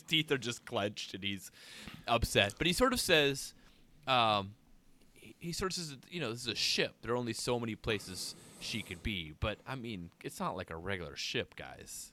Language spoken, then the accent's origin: English; North Woods of Wisconsin, United States; growing up in the North Woods of Wisconsin